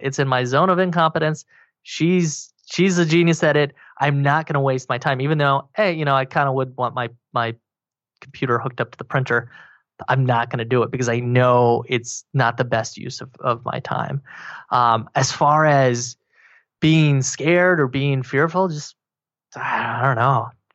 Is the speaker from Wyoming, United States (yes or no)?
yes; Wyoming, United States; also born or lived in Colorado; now in Austin, United States; I grew up in Wyoming, and then I moved to Colorado